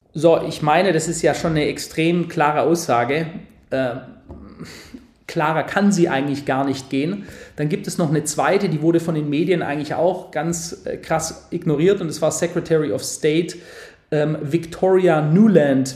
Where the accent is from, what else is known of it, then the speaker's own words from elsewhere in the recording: Germany; wir Deutschen